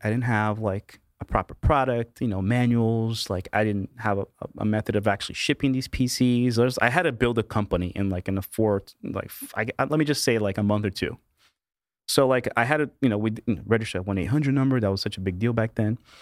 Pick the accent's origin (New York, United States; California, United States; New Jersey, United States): New Jersey, United States; Kearney; also born or lived in Brazil; I was born in Brazil. My parents immigrated to the U S when I was two years old. And, uh, the typical, you know, uh, you know, American dream story, right? Um, went to school in, uh, in a little town called Kearney, Kearney, New Jersey, right? I'm a New Jersey boy, uh, all my life pretty much